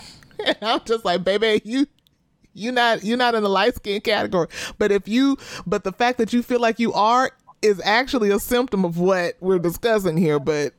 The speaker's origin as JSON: {"language": "English", "region": "the South", "country": "United States", "said": "I don't know if it's because I'm from the South and I feel like Southern people be real specific about their light skin."}